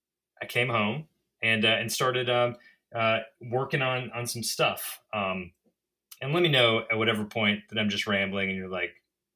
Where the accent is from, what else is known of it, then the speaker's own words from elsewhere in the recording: Mississippi, United States; And everyone, of course, knows that I'm a Southerner and a Mississippian as well. Or Mississippi sympathizer.